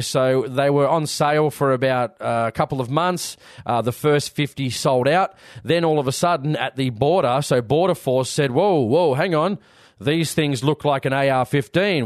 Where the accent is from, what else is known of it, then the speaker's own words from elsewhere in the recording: Sydney, New South Wales, Australia; I'm from New South Wales, so from Sydney